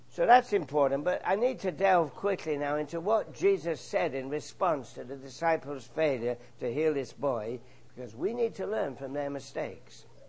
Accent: England, United Kingdom; moved away; my home country, England

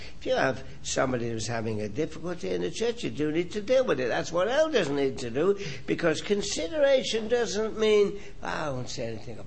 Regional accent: England, United Kingdom; moved away; I grew up in England where they play cricket and soccer

